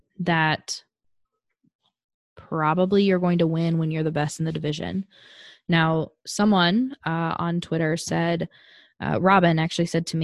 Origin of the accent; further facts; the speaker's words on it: Colorado, United States; I'm from Colorado